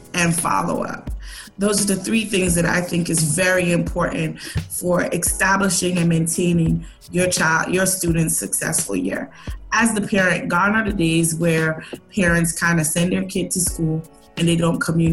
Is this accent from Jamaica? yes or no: yes; Jamaica; I'm Jamaican